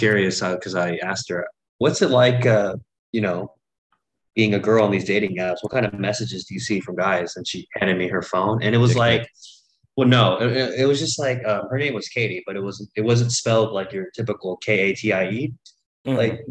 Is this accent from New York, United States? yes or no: yes; New York, United States; I was born in New York, but my nationality is Korean.